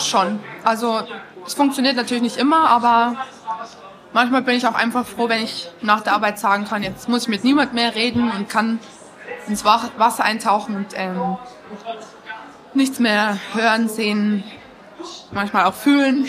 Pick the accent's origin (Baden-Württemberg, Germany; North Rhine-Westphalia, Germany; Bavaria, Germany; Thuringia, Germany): Bavaria, Germany; Rosenheim; ich war aus Rosenheim